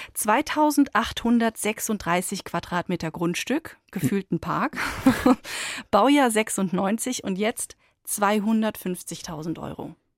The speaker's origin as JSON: {"language": "German", "country": "Germany", "said": "bei uns in Deutschland"}